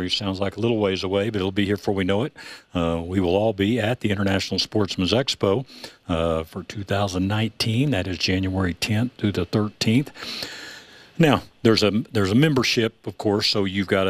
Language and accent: English; Texas, United States; moved away; I grew up in Texas